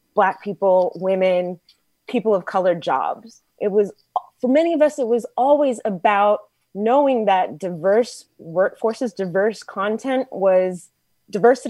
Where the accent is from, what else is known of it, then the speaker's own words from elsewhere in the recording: Texas, United States; I grew up in Texas